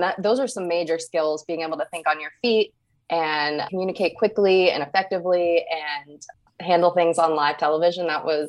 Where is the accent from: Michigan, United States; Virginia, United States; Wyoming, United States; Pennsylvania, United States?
Virginia, United States; Northern; moved away as an adult; also born or lived in Morgantown, West Virginia / Tampa, Florida / Kentucky; I was born in Morgantown, West Virginia. But I didn't really spend any time there growing up. My family moved to Northern Virginia, right outside of Washington, D.C.